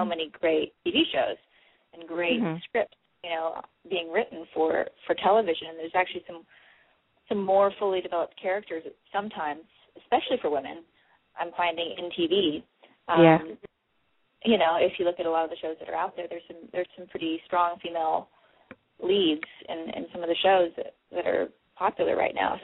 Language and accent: English; Hawaii, United States; I grew up in Hawaii